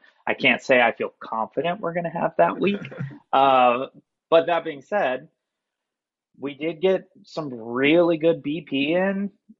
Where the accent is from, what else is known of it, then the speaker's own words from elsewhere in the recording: Chicago, Illinois, United States; Like the moment they found out I was from Chicago